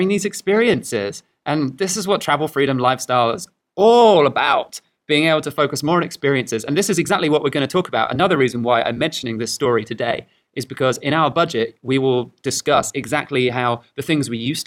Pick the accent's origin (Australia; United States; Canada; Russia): Australia; moved away as an adult; we come from Australia originally